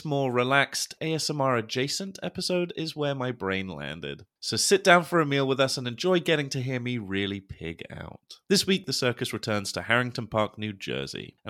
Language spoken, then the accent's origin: English; England, United Kingdom